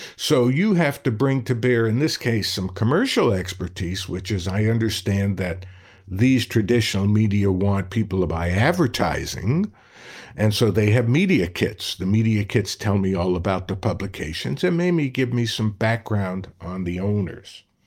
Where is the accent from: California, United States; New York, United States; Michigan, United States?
New York, United States; New York City; When I was growing up in Brooklyn